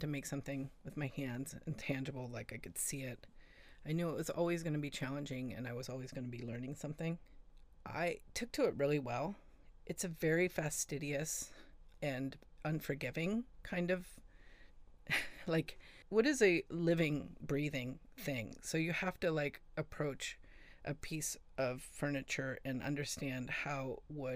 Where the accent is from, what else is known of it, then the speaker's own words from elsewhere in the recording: California, United States; moved away as an adult; also born or lived in Seattle; I grew up in California. I moved to Seattle when I was 26